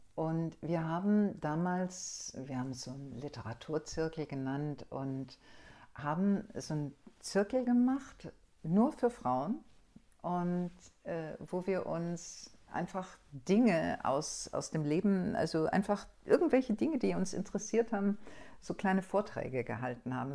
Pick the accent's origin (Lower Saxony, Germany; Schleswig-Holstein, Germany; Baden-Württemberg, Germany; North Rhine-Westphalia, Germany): Baden-Württemberg, Germany; Stuttgart; ich komm aus Süddeutschland, aus Stuttgart